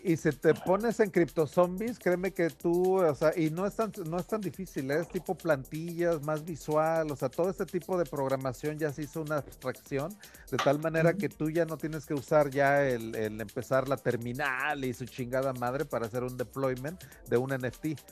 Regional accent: Taxco, Guerrero, Mexico; moved away; also born or lived in San Antonio, Texas; Tasco de donde soy

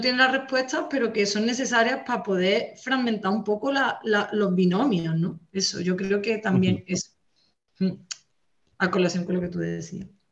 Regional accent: Andalusia, Spain; also born or lived in Catalonia; yo soy rubia, andaluza

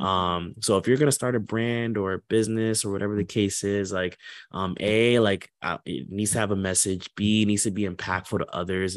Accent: Port St. Lucie, Florida, United States; also born or lived in Orlando, Florida; I'm from Port Saint Lucie

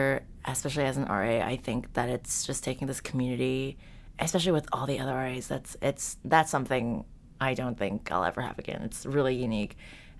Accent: Southern California, United States; moved away as an adult; now in New York, United States; I am tonight's co-host. I'm currently a senior at NYU, and I'm from Southern California

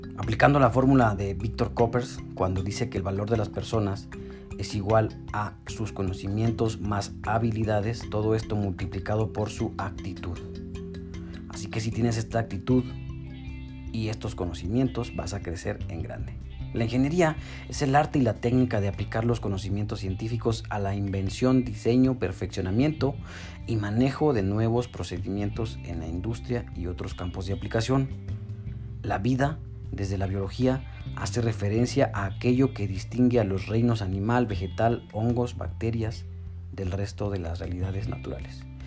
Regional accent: Mexico; somos los mexicanos

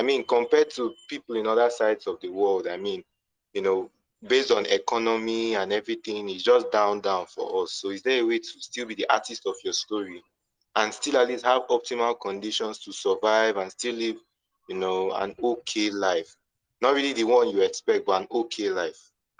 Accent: Nigeria; as a Nigerian

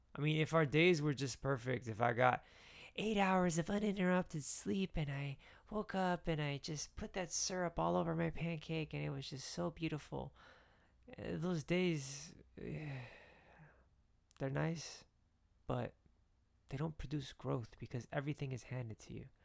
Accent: Miami, Florida, United States; I'm from Miami

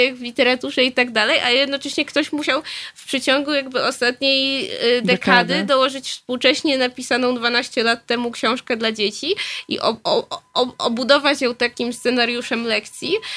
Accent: Nowy Sącz, Lesser Poland, Poland; now in Warsaw, Poland; ja się urodziłam w Polsce, urodziłam się w Nowym Sączu

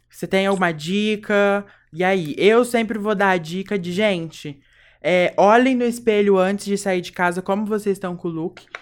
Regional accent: Brazil; accent: caipira; Eu tenho meu sotaque. Eu sou a caipira, assim.

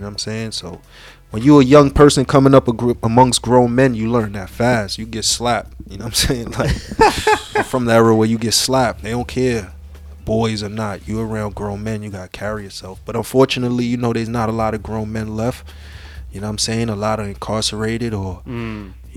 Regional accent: New York City, New York, United States; Spanish Harlem, born and raised

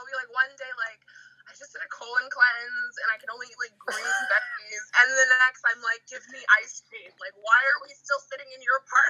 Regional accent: Southern California, United States; I'm from Southern California girl

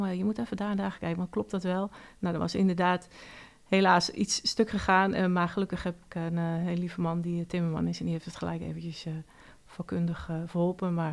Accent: Oudeschild, North Holland, Netherlands; Ik kom uit Oude Schild.

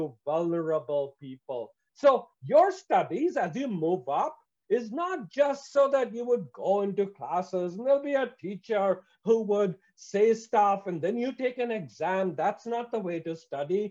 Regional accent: India; I come from India

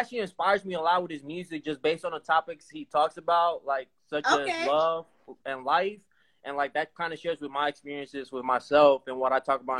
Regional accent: Houston, Texas, United States; now in Harlingen, United States; I'm from the Houston area.

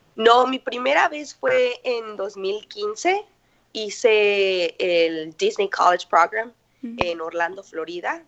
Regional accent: Morelia, Michoacán, Mexico; moved away as an adult; now in Ho Chi Minh City, Vietnam; soy mexicana de Morelia, Michoacán

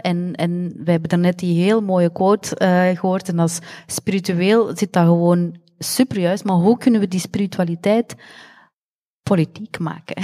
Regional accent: Belgium; we zijn niet buitenlands, we zijn van België, maar we hebben een andere etnische achtergrond

